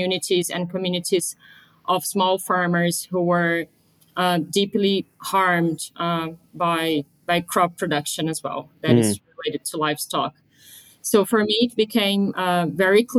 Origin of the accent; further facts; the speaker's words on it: Brazil; moved away as an adult; also born or lived in London; I grew up in Brazil. I am Brazilian.